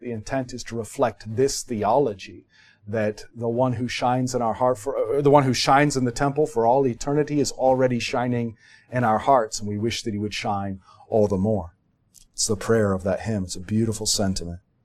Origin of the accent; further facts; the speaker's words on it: United States; we're American